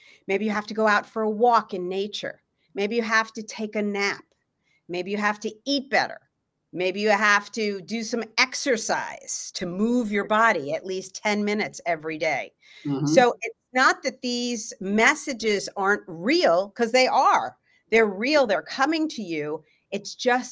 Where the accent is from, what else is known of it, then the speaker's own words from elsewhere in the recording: Los Angeles, California, United States; I'm from Los Angeles, California.